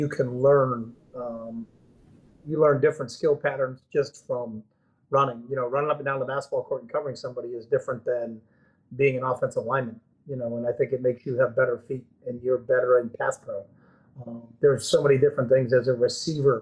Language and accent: English; Manchester, New Hampshire, United States; born or raised there; moved away